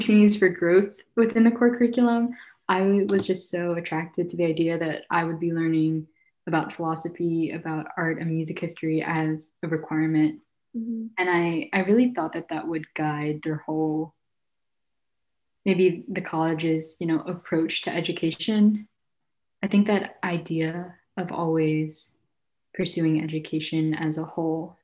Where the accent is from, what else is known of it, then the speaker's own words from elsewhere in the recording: Philadelphia, Pennsylvania, United States; also born or lived in Guangzhou, China / New York City; I'm from Philadelphia